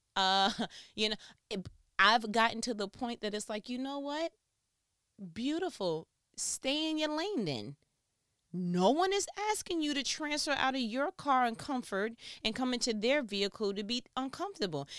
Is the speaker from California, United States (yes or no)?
no; New York, United States; I am from New York